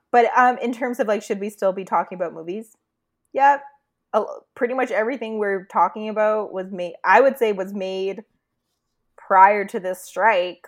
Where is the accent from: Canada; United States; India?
Canada; we're Canadian